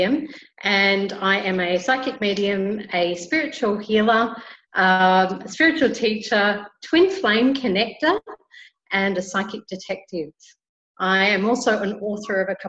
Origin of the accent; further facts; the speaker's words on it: Australia; now in Santa Marta, Colombia; I am Australian